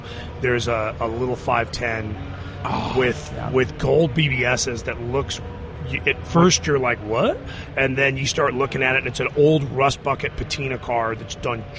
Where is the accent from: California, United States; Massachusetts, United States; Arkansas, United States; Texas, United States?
California, United States; Southern; When I grew up in Southern California